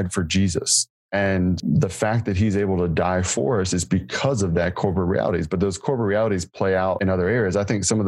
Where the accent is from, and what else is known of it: United States